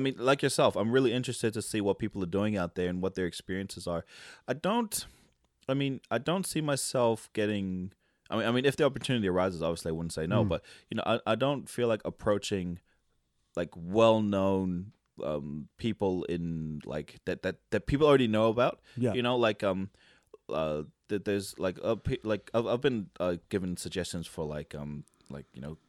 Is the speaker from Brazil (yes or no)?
no; Tonga; But I fully identify as Tongan, and I grew up in Tonga for a majority of my life.